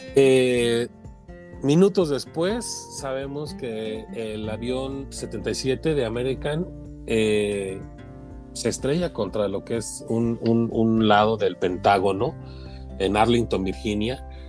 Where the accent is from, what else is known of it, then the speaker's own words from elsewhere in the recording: Mexico; soy mexicano, este, orgullosamente mexicano